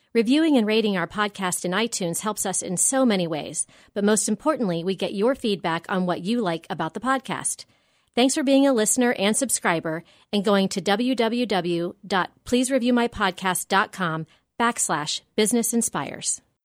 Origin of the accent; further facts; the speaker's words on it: Grandview Heights, Ohio, United States; I grew up in the Grandview area